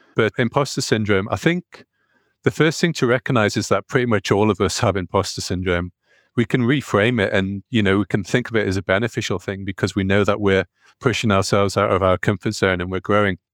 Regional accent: North East England, United Kingdom; accent: northeastern; I've got a, a northeastern accent, so whenever I go to the States, no one recognizes me being English

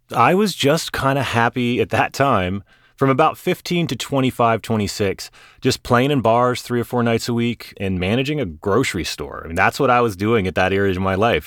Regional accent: Charleston, South Carolina, United States; now in Los Angeles, United States; I grew up in Charleston, South Carolina. I'm about as far away from there as I could get right now in L

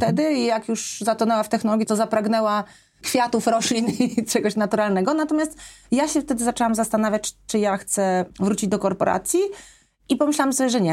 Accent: Poland; wyjechałam z Polski w takich trudnych momentach

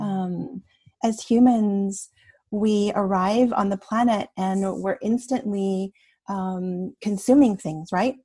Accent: Canada; my parents are from Taiwan, and I was born here in Canada

